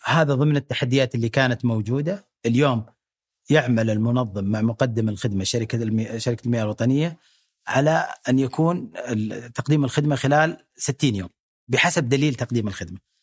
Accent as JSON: {"language": "Arabic", "country": "Saudi Arabia", "said": "نستحقها كسعوديين"}